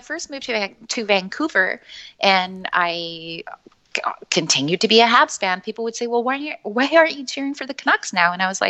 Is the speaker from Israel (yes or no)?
no; Chile; moved away; also born or lived in Montreal; It's a bit of a long story, but I'm from Chile originally. But when my family immigrated to Canada, we moved to Montreal.